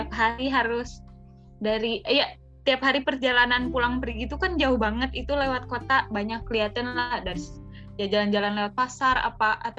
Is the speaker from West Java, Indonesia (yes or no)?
yes; Bandung, West Java, Indonesia; born there; aku mah lahir di Bandung